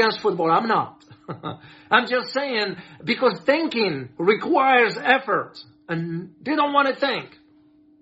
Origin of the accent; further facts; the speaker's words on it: United States; I'm an American